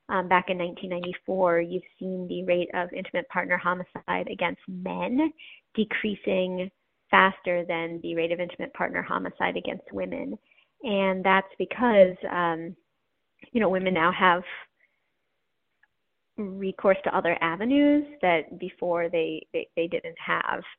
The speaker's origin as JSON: {"language": "English", "region": "Wyoming", "country": "United States", "tie": "born there", "also_born_or_lived": "New York / Iowa", "said": "I I was born in Wyoming and then lived in upstate New York, uh, about a mile from our nearest neighbor, and then in Iowa."}